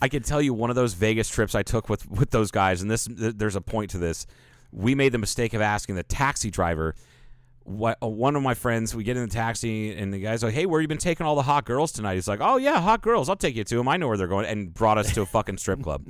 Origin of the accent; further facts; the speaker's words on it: Cayman Islands; now in Kingman, United States; I'm from Cayman.